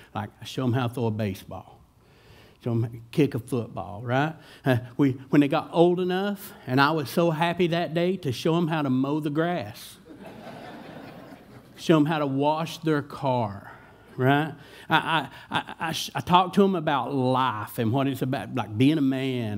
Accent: Johnson County, Kentucky, United States; I'm from Johnson County

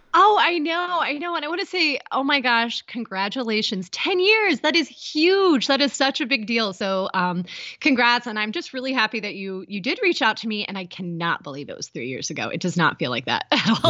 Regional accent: Appalachian Ohio, United States; moved away as an adult; also born or lived in Boston; I was born in Ohio, so I'm originally from Appalachia, Ohio, in a really small town. I grew up hiking and in the woods

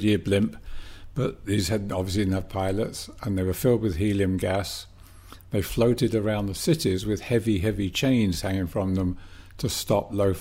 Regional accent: England, United Kingdom; also born or lived in Birmingham; I was born and raised in England

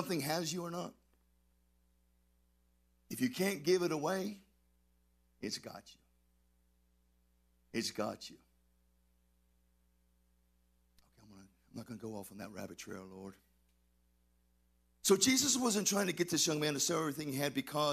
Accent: Texas, United States; I'm from Texas

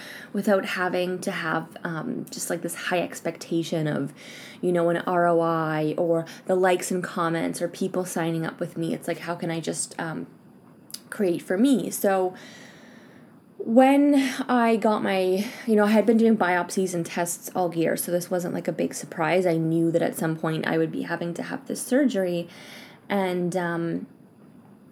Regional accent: Canada; now in France; I am Canadian and I'm here living in France

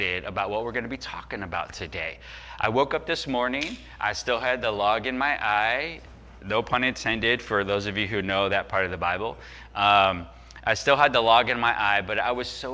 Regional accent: Chicago, Illinois, United States; we grew up in the Chicago area

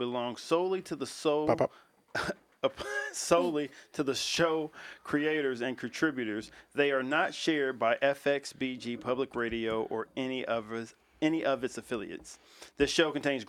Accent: Louisville, Kentucky, United States; moved away; I'm from Louisville

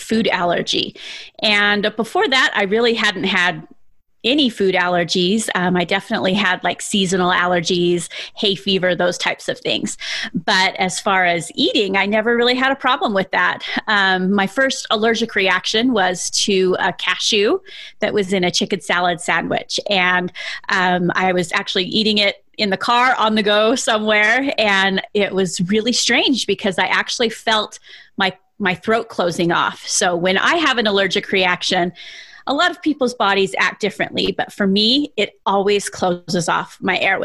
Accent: South Jordan, Utah, United States; I grew up in South Jordan, Utah

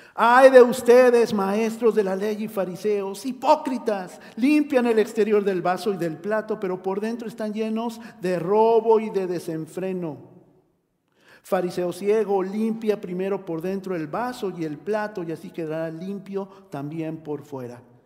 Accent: Mexico

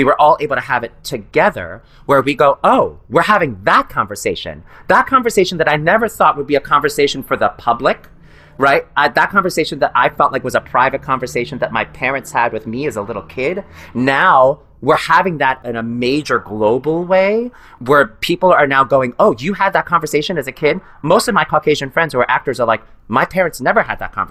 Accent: New York City, New York, United States; as a person of color growing up in New York City with immigrant parents

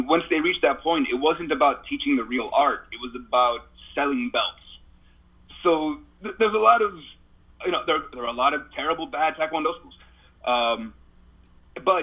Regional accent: United States; now in Japan; as an American

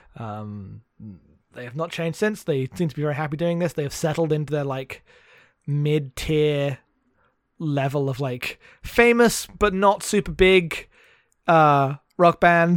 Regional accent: United Kingdom; being British

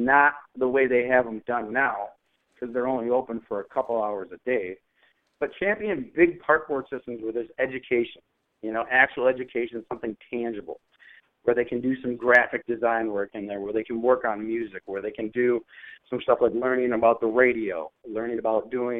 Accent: Minneapolis, Minnesota, United States; I grew up in North Minneapolis

